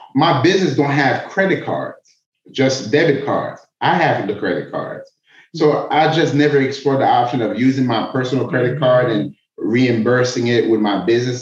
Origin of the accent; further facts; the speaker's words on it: Miami, Florida, United States; moved away as an adult; also born or lived in Atlanta; I moved back to Miami from Atlanta. I'm from Miami.